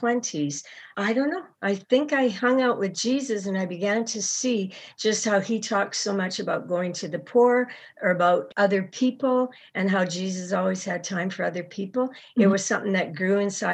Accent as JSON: {"language": "English", "town": "Edmonton", "region": "Alberta", "country": "Canada", "tie": "born or raised there", "also_born_or_lived": "India / Pakistan", "moved": "as an adult", "said": "I grew up in Edmonton. I was born in Edmonton."}